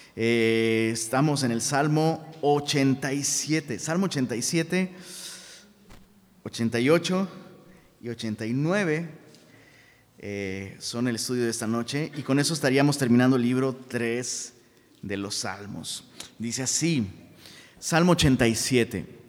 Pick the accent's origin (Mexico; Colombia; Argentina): Mexico; Taxco, Guerrero; moved away; allá en Tasco Guerrero, de donde soy originario, Tasco, un pueblito